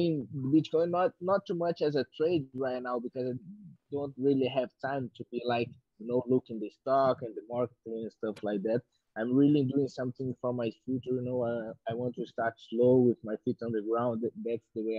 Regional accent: Belo Horizonte, Minas Gerais, Brazil; English is a second language; moved away as an adult; also born or lived in New Mexico, United States; now in Rio de Janeiro, Brazil; I'm from Belo Horizonte, Minas Gerais, Brazil, but I live in training in Rio de Janeiro since I'm 18 years old

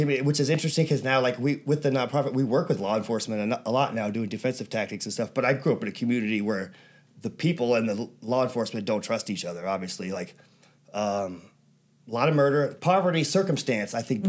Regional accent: Birmingham, Alabama, United States; also born or lived in Atlanta, Georgia / Ireland (ancestry); now in National City, United States; I was born in Atlanta. I grew up in Birmingham. I think right now is the third most dangerous city in America. So I grew up around a lot of poverty.

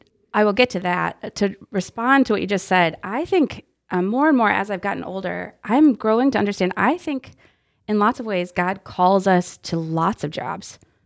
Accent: Texas, United States; also born or lived in Iowa; And I was born in Iowa, and then we lived in a few different states. Most of my life was spent in Texas. So I dropped the y'all pretty regularly.

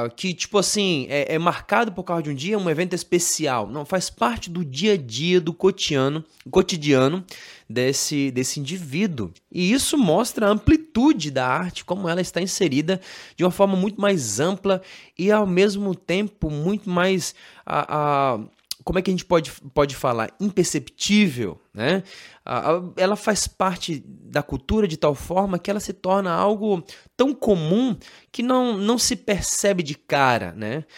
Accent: Brazil; nós que somos brasileiros

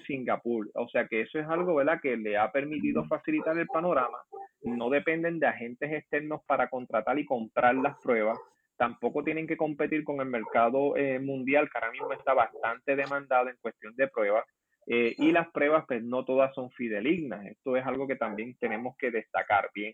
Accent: Puerto Rico; nosotros como puertorriqueños

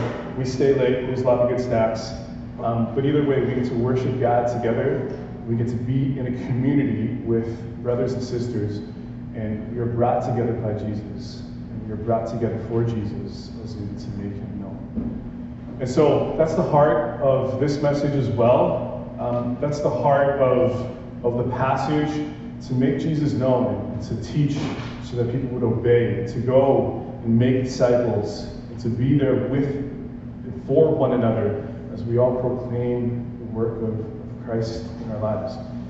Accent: Calgary, Alberta, Canada; now in Vancouver, Canada; I've known Doug since I moved here in Vancouver. I'm originally from Calgary back in 2018.

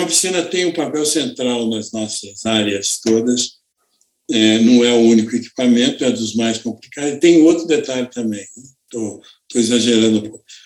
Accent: Campos dos Goytacazes, Rio de Janeiro, Brazil; now in São Paulo, Brazil; eu sou do Rio de Janeiro, sou do estado do Rio de Janeiro e nasci numa cidade próxima do litoral lá da, da, da praia, né? em Campos, no estado do Rio

